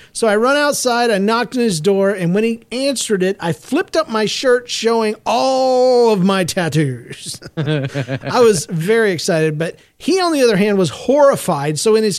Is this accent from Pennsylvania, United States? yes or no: yes; Philadelphia, Pennsylvania, United States; I am from Philadelphia. I am in 8th grade now, and I attend a normal school.